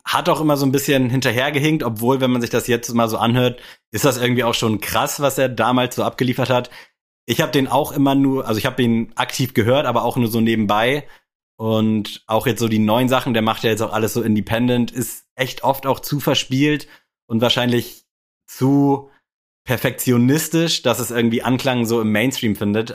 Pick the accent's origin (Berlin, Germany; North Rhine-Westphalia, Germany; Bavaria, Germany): Berlin, Germany; ich bin ein Berliner